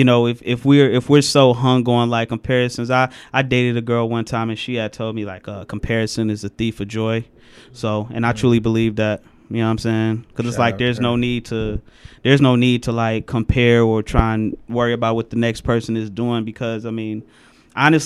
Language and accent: English; Detroit, Michigan, United States; I'm from Schoolcraft